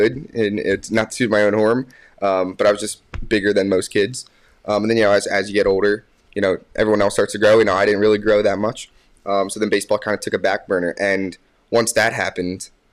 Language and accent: English; Warminster, Pennsylvania, United States; I'm from Warminster, Pennsylvania